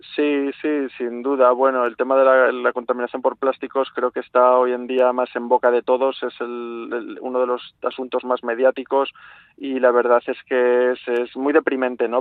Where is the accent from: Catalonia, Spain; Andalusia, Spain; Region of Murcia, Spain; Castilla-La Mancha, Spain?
Andalusia, Spain; Málaga; soy de Málaga, eh, de una ciudad de mar